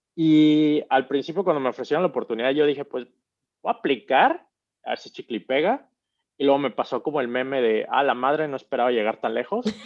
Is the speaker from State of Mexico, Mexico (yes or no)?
no; Mexico City, Mexico; accent: chilango slang with a half northern accent; moved away as an adult; also born or lived in Querétaro / Monterrey / Tampico / Toulouse; now in Bahrain; yo crecí tal cual en la Ciudad de México, toda, prácticamente toda mi vida